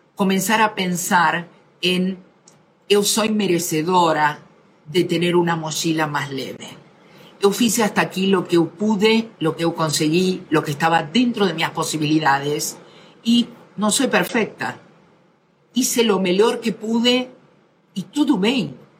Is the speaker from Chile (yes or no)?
no; Argentina; yo soy argentina